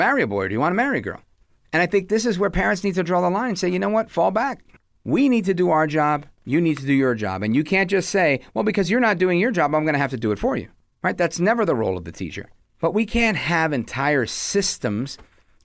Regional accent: New York City, New York, United States; When I was a kid, growing up in the Midwood section of Brooklyn, right outside of Flatbush area

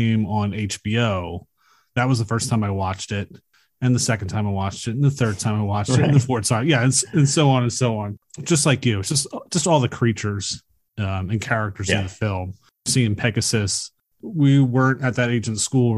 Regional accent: Philadelphia, Pennsylvania, United States; I grew up in Philadelphia at a row home

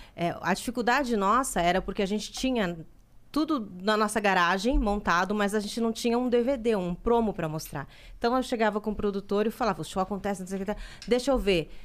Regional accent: Salvador, Bahia, Brazil; moved away; Eu sou baiana e na, eu morava em Salvador

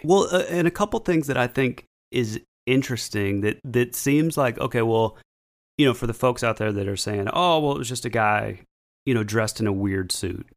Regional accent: North Georgia, United States; we're from North Georgia

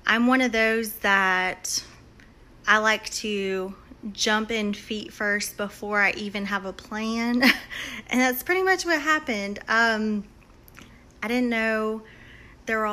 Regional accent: San Antonio, Texas, United States; now in Auburn, United States; I'm originally from San Antonio, Texas, but I now reside in Auburn, Alabama

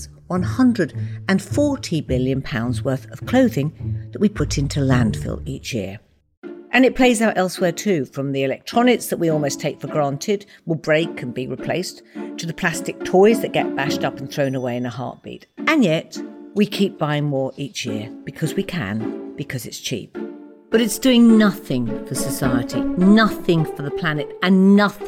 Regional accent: Watford, East of England, United Kingdom; My parents arrived in Watford in the late 50s as Irish immigrants and soon had a family of five to raise

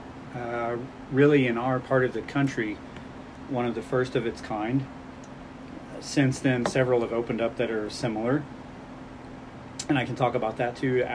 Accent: Tulsa, Oklahoma, United States; moved away as an adult; also born or lived in Fayetteville, Arkansas; now in Springdale, United States; I grew up in Tulsa

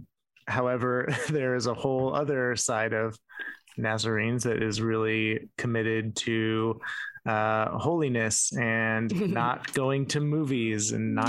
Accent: Tempe, Arizona, United States; moved away as an adult; also born or lived in Chandler, Arizona / Oklahoma; Yeah, so I'm from Tempe, Arizona, and I get it.

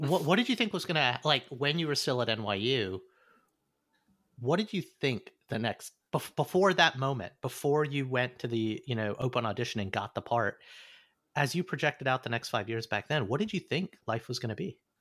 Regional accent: Alabama, United States; growing up in Alabama

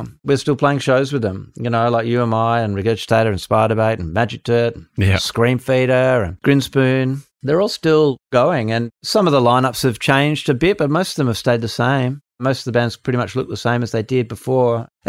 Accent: Australia; I think that's just a characteristic of being Australian, being in a relatively small country, and kind of Australian attitude towards things.

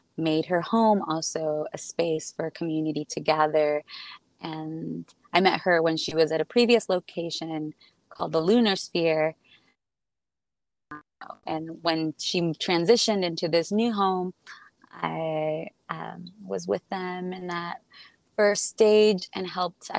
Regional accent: Tijuana, Baja California, Mexico; also born or lived in San Diego, United States; I was born in Tijuana and grew up on both sides of the border, California

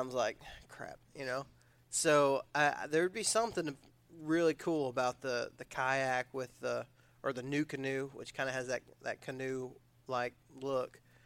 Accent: Odessa, Texas, United States; I was from West Texas

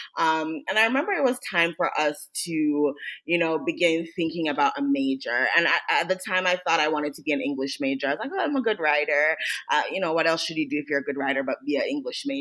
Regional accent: Jamaica; I grew up in Jamaica

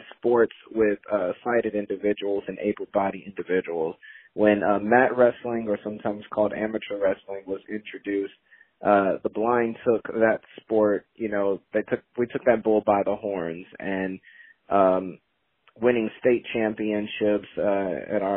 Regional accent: Gary, Indiana, United States; now in Louisville, United States; I'm from Gary, Indiana, residing down here now in Louisville

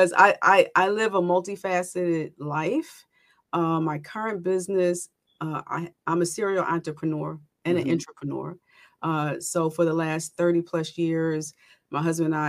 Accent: Philadelphia, Pennsylvania, United States; moved away as an adult; also born or lived in Mount Airy, Philadelphia; now in South Jersey, United States; Born and raised in West Philadelphia

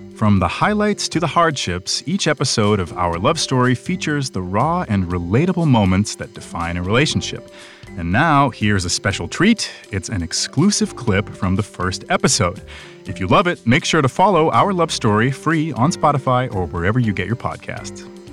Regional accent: New York, United States; now in Los Angeles, United States; I was raised in New York. I now live in Los Angeles

